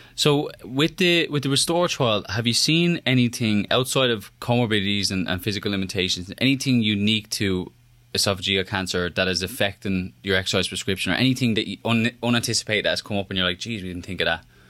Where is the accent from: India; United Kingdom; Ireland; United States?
Ireland; moved away; I'm Irish